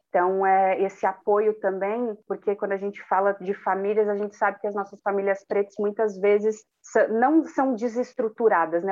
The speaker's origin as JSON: {"language": "Portuguese", "town": "Cubatão", "region": "São Paulo", "country": "Brazil", "tie": "born or raised there", "said": "quilombola nascida e criada na cidade de Cubatão"}